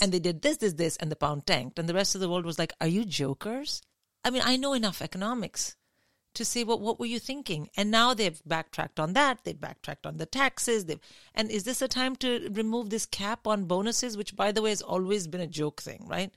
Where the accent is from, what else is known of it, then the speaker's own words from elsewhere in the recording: India; now in United Kingdom; I grew up in India